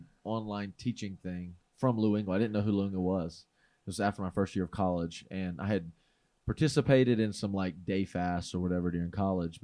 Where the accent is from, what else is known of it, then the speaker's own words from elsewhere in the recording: North Carolina, United States; moved away; in this little remote area in North Carolina